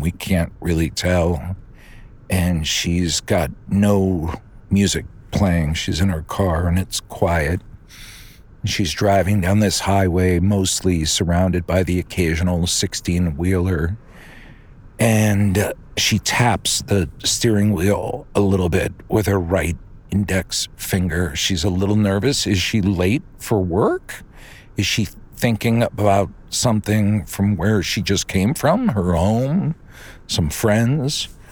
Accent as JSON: {"language": "English", "area": "outside Philly", "region": "Pennsylvania", "country": "United States", "tie": "born or raised there", "said": "I grew up in Pennsylvania for the most part, outside Philly"}